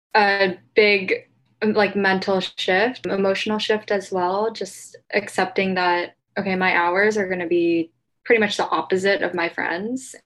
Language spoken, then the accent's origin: English; Ohio, United States; now in New York, United States; I grew up in Ohio, so I have kind of a network there already